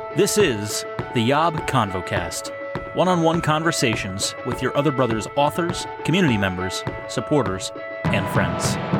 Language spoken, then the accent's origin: English; Pennsylvania, United States; moved away; I grew up in Pennsylvania, still have a bunch of family up there